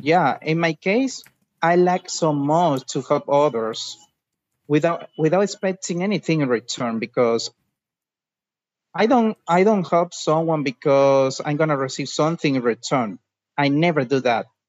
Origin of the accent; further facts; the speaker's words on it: Dominican Republic; English is a second language; I am from Dominican Republic